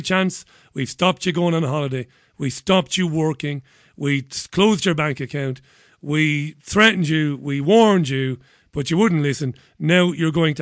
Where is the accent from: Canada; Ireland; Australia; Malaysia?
Ireland; Waterford, Munster; my hometown of Waterford